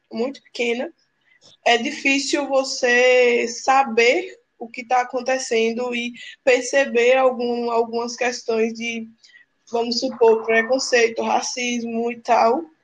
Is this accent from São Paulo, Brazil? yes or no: no; Palmeiras, Bahia, Brazil; moved away as an adult; now in Aracaju, Brazil; da onde eu sou de Palmeiras, na Bahia.